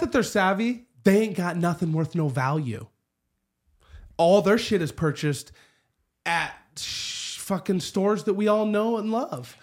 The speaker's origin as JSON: {"language": "English", "town": "Spokane", "region": "Washington", "country": "United States", "tie": "born or raised there", "said": "I grew up in the Perry District on eleventh and Perry, right across the street from the windmill"}